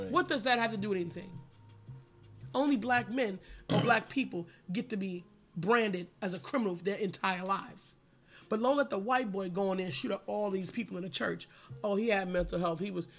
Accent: United States; I'm American black

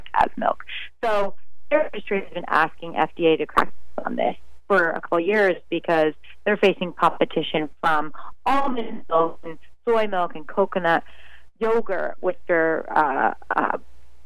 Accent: northern Vermont, United States; now in Washington, D.C., United States; I'm from northern Vermont

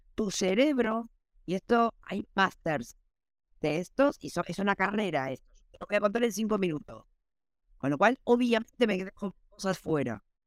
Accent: Argentina; moved away; en Argentina, que soy de Argentina

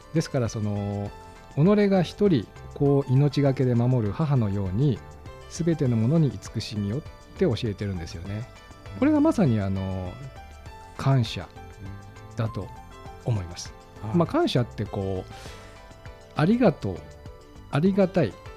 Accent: Ota, Gunma, Japan; そこで生まれて育ってます

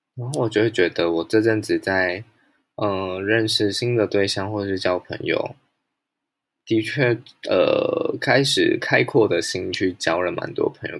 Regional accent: Pingtung County, Taiwan; 我必须要暂时留在我出生的地方屏东

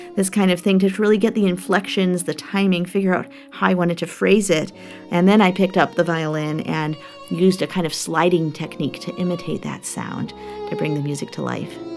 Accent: Chicago, Illinois, United States; I come from Chicago where we have the Center for Black Music Research

